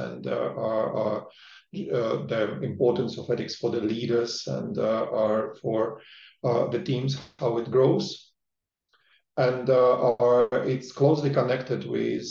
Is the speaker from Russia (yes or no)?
yes; Russia; now in United Kingdom; I'm originally from Russia. I've been living in the UK for many years